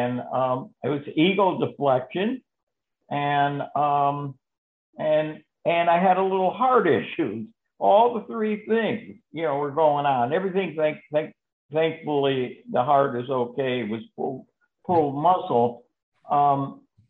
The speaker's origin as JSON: {"language": "English", "region": "Connecticut", "country": "United States", "moved": "yes", "lives_now": "Florida, United States", "said": "I'm from Connecticut, but I live in Florida"}